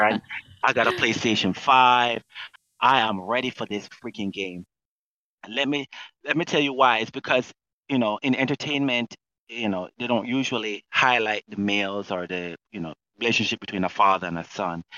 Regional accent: Jamaica; now in United States; I'm Jamaican

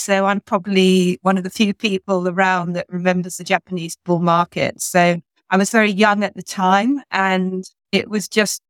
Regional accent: rural Hampshire, just outside Winchester, South East England, United Kingdom; I grew up in a small village in rural Hampshire, just outside Winchester. So it's a really beautiful area to grow up.

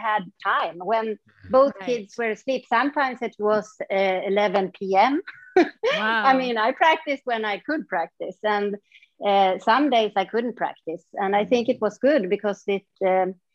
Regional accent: north part of Sweden, northern Sweden, Sweden; moved away as an adult; also born or lived in Stockholm, Sweden; now in Mysore, India; I moved away from my small town where I grew up, and then I came back 14 years later when I was a mom.

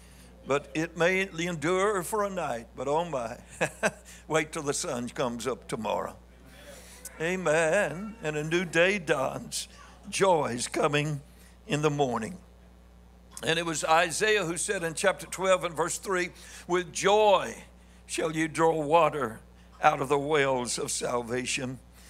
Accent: Missouri, United States; but here I am from Missouri, and I want to be understood some

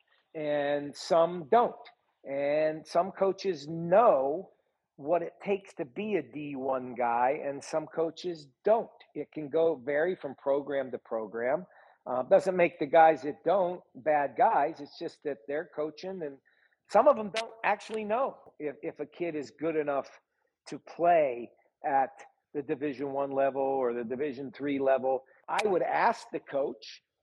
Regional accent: Butler, Pennsylvania, United States; I'm from Butler, Pennsylvania, 30 miles north of Pittsburgh

